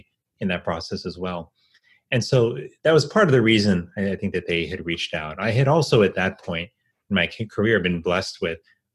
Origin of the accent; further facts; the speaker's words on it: Miami, Florida, United States; now in Washington, D.C., United States; I grew up here in Miami, Florida, and my parents and my sister still